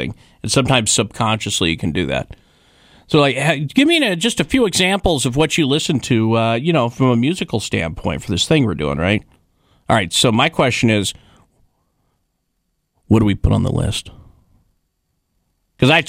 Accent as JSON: {"language": "English", "region": "Wyoming", "country": "United States", "tie": "born or raised there", "said": "when I was growing up in Wyoming"}